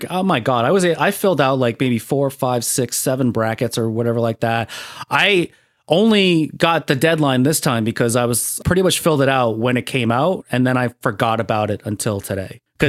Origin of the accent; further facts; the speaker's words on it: Providence, Rhode Island, United States; my hometown team, Providence.